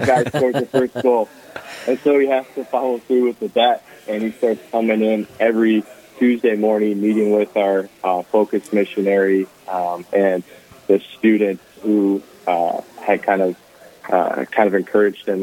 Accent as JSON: {"language": "English", "town": "Mankato", "region": "Minnesota", "country": "United States", "tie": "born or raised there", "also_born_or_lived": "Eagle Lake, Minnesota", "said": "I grew up in the in the Mankato area, going through the Catholic school system"}